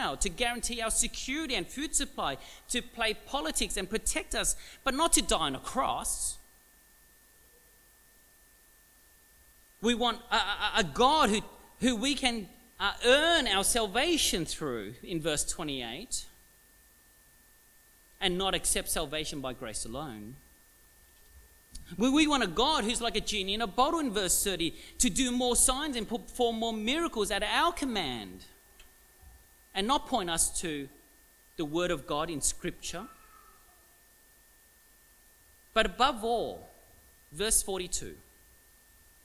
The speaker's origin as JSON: {"language": "English", "town": "Melbourne", "region": "Victoria", "country": "Australia", "tie": "born or raised there", "said": "I was actually born in Williamstown, Williamstown Hospital, about, 20 k's from here."}